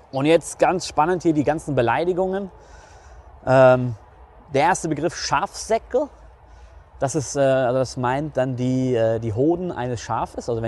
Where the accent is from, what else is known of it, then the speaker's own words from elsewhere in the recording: North Rhine-Westphalia, Germany; Pissblach wird man dann sagen, so bei uns im Ruhrgebiet.